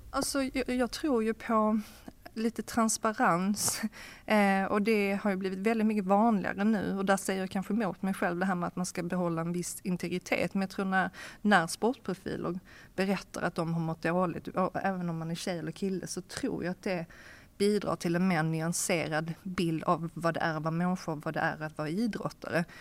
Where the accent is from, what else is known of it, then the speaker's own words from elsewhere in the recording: Sweden; moved away as an adult; also born or lived in Hamburg, Germany / Copenhagen, Denmark; som, som svensk